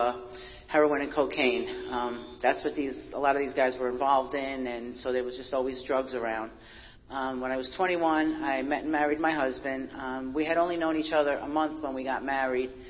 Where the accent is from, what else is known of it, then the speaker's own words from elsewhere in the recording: New York City, New York, United States; I was born and raised in Brooklyn, New York.